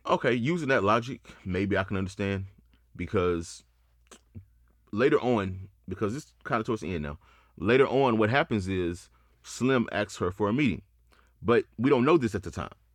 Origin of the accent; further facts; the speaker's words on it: Houston, Texas, United States; I'm from Houston.